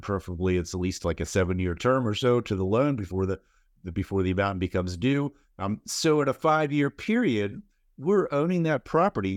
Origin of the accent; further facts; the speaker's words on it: Seattle, Washington, United States; I'm from Seattle